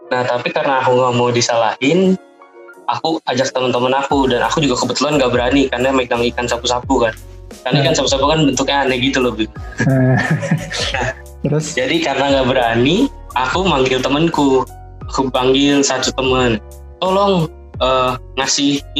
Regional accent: Jakarta, Indonesia; Asal saya asal dari Jakarta.

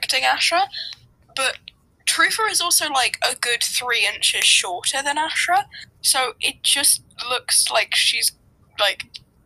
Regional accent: United Kingdom; Am I being British again?

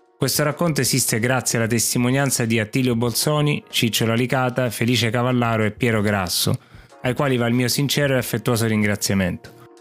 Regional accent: Sicily, Italy; Da siciliano

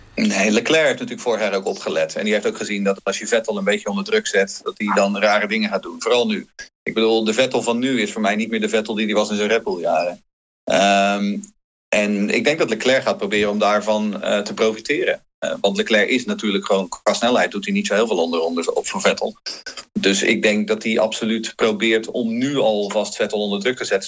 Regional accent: Haarlem, North Holland, Netherlands; moved away as an adult; also born or lived in Rotterdam; now in Sweden; ik ben geboren Rotterdammer, groot geworden in Haarlem

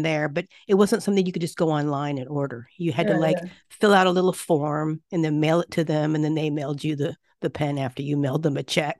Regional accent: Japan; I was raised in Japan a lot and have spent over 30 years here off and on between my work and living here.

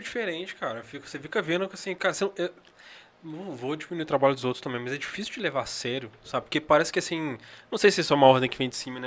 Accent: Minas Gerais, Brazil; eu sou de Minas Gerais

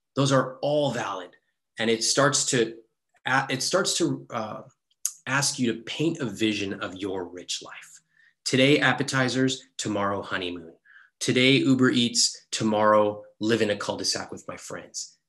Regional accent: Sacramento, California, United States; I grew up in Sacramento

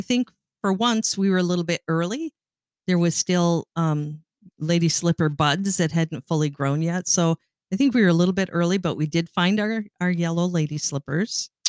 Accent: Sault Ste. Marie, Ontario, Canada; moved away; I grew up in Sault Ste. Marie, Ontario, Canada

